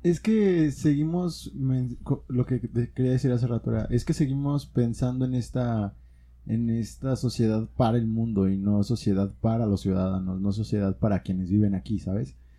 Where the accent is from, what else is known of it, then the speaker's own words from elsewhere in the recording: Guanajuato, Mexico; somos como guanajuatenses